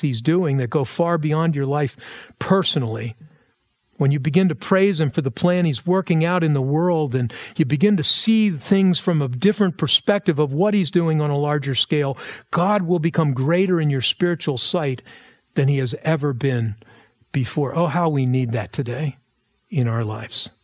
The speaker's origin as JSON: {"language": "English", "country": "United States", "said": "for us as American Christians."}